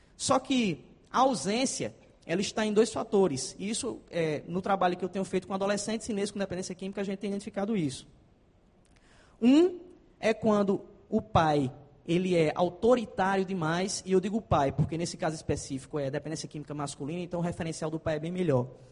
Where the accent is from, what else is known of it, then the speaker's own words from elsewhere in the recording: Paraíba, Brazil; accent: Paraíba slang; eu tenho muita gíria paraibana, tá, gente? Que eu sou paraibano